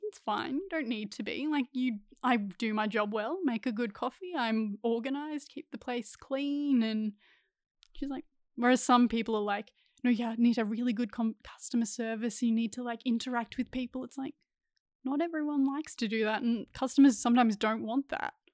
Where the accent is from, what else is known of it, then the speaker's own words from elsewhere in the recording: Ballarat, Victoria, Australia; moved away as an adult; also born or lived in Central Coast, New South Wales; grew up in Ballarat, Victoria